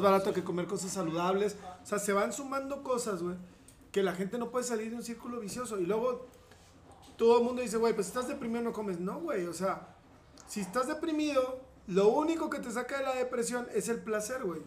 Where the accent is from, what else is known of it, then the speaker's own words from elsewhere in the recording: Saltillo, Coahuila, Mexico; moved away as an adult; also born or lived in Mexico City / Spain; now in Piedras Negras, Mexico; yo soy originario de Saltillo y este, aquí estudié, me formé